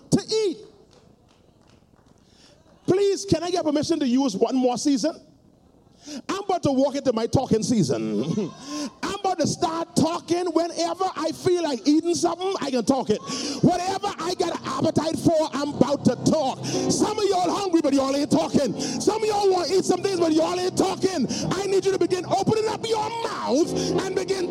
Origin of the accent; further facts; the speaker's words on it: Nassau, New Providence, Bahamas; I grew up in Palm Beach Street.